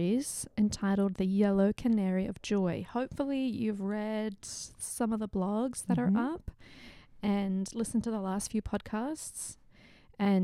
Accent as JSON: {"language": "English", "town": "Sydney", "region": "New South Wales", "country": "Australia", "tie": "born or raised there", "moved": "yes", "said": "My hometown, Western Sydney, Australia."}